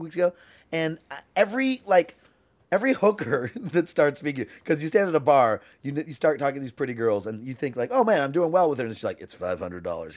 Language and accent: English; Canada; I'm Canadian